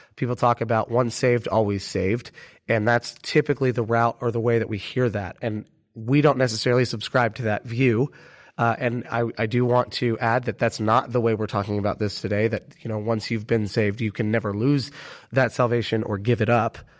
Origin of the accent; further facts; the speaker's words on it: United States; everyone immediately knows we're American